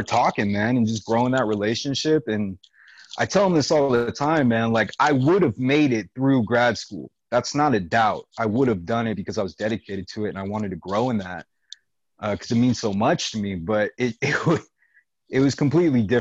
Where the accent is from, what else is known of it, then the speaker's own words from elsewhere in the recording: Long Beach, California, United States; moved away as an adult; now in Washington, United States; I was born and raised in Long Beach